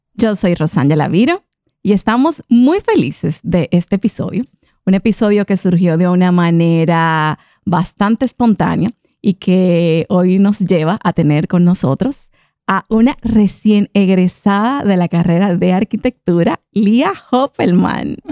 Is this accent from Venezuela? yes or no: no; Dominican Republic; also born or lived in Italy; yo, yo soy dominicana, pero también soy italiana